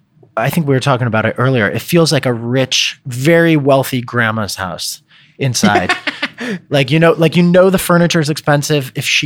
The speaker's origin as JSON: {"language": "English", "country": "United States", "also_born_or_lived": "Los Angeles", "said": "I'm an American over there"}